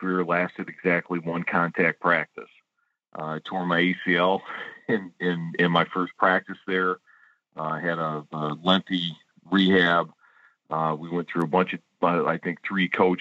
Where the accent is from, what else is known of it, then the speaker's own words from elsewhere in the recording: Warren, Michigan, United States; I grew up in Warren, Michigan